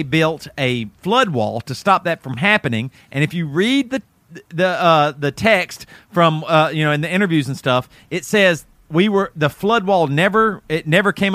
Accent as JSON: {"language": "English", "town": "Greer", "region": "South Carolina", "country": "United States", "tie": "born or raised there", "also_born_or_lived": "Florence, South Carolina", "said": "I grew up in Greer, South Carolina"}